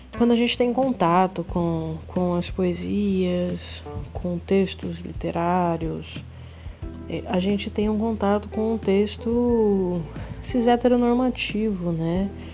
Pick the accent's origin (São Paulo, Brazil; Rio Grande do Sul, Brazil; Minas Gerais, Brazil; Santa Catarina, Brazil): São Paulo, Brazil; Taiúva; moved away as an adult; also born or lived in Assis, São Paulo; a cidade que eu cresci chama Taiúva, fica localizada na microrregião de Ribeirão Preto, né, no interior de São Paulo.